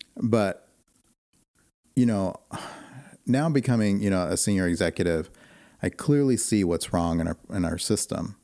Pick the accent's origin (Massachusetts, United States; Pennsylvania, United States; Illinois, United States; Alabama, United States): Illinois, United States; Chicago; also born or lived in Arizona; now in Portland, United States; I was born and raised in Chicago